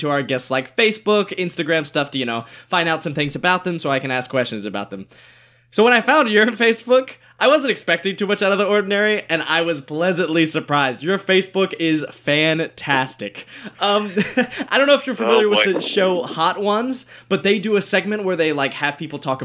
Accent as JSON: {"language": "English", "region": "North Carolina", "country": "United States", "said": "Lauren and I both are from North Carolina"}